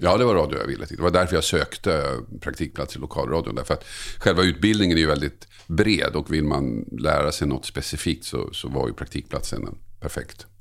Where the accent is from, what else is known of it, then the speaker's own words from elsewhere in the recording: Tumba, Stockholm County, Sweden; moved away as an adult; also born or lived in Södertälje / Oskarshamn; now in Nacka, Sweden; där jag växte upp i Tumba